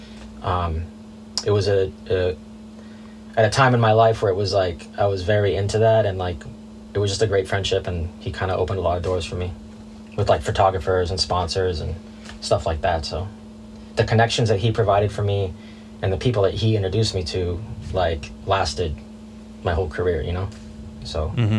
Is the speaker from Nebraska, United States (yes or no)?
no; California, United States; Suburbs of Los Angeles. Just picked it up like everybody else in my neighborhood.